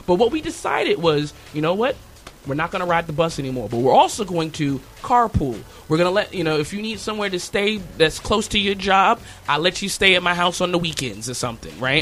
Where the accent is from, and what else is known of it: United States; born or raised there